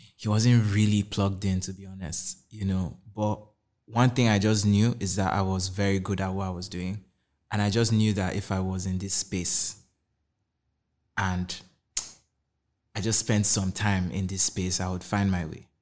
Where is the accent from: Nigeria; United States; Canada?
Nigeria; Kaduna State; moved away as an adult; also born or lived in Anambra; I grew up in Kaduna State my whole life